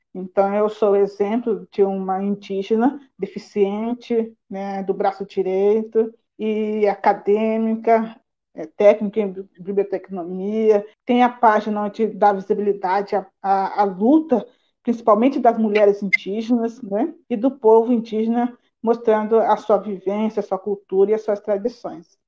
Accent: Mato Grosso do Sul, Brazil; now in Campinas, Brazil; sou indígena lá do Mato Grosso do Sul, da aldeia Teré. Estou residindo hoje em Campinas

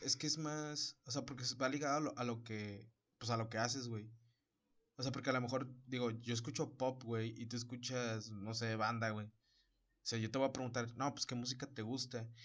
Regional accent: Mexico; somos mexicanos

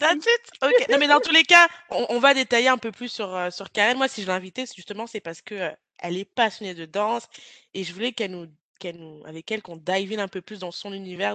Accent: Lyon, Auvergne-Rhône-Alpes, France; moved away as an adult; now in Cork, Ireland; je suis de Lyon, mais c'est une grande ville

